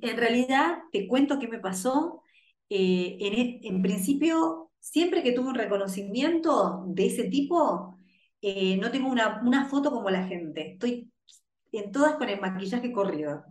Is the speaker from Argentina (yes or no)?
yes; Rosario, Santa Fe, Argentina; Yo soy nací en una ciudad en Rosario que es, creo que el barrio más peligroso de la ciudad de Rosario.